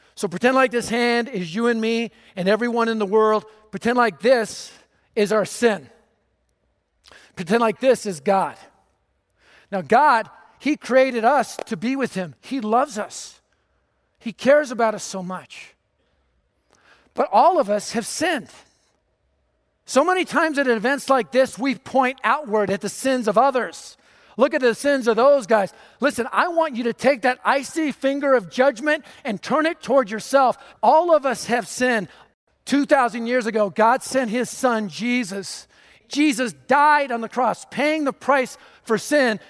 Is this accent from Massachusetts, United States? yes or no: no; Denver, Colorado, United States; I was raised in North Denver, just a few miles from here.